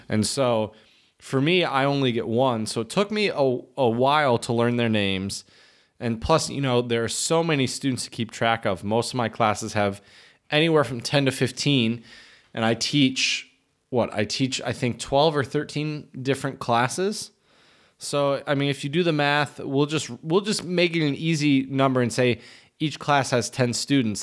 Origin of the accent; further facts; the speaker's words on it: Midwest, United States; moved away; I am a Midwesterner